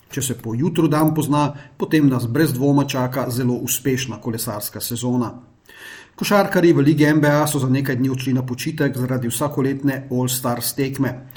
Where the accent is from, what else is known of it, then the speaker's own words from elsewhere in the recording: Slovenia; smo Slovenci